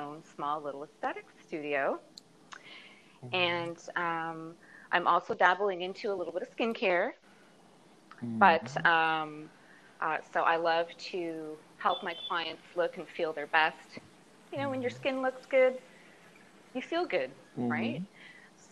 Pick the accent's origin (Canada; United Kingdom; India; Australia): Canada; also born or lived in New York; now in Florida, United States; I did live in New York for a little bit, but I was also born and raised in Canada